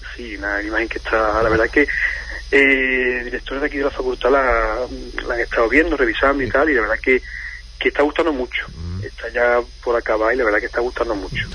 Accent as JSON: {"language": "Spanish", "town": "Huelva", "region": "Andalusia", "country": "Spain", "moved": "yes", "said": "soy de Huelva como bien y tal yo muchísimo tiempo aquí pero sí es verdad que me une a Huelva mi, mi familia"}